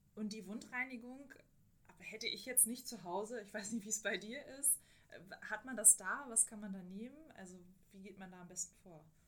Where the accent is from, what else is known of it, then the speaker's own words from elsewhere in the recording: Germany; bei uns in Deutschland